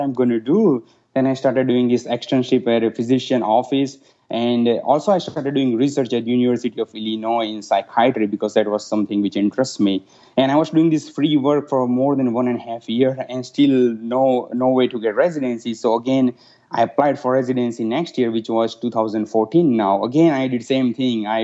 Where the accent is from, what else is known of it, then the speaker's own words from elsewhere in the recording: India; moved away as an adult; also born or lived in Russia; now in United States; I was born and raised in India